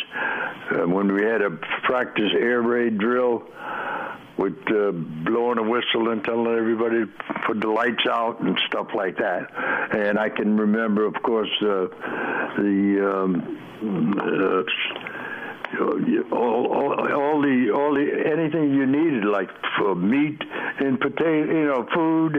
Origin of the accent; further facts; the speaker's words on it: Stratford, Connecticut, United States; also born or lived in Bridgeport, Connecticut; I grew up in Bridgeport and Stratford, Connecticut, in that area